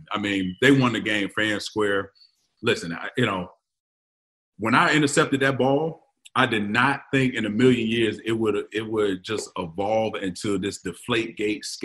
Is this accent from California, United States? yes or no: no; Cleveland, Ohio, United States; Me being me, I don't know any better. I'm from Cleveland. I didn't get days.